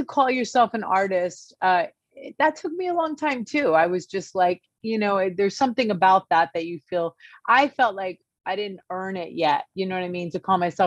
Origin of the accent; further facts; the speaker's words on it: New Jersey, United States; moved away as an adult; also born or lived in California; we're from Jersey, but I was living in California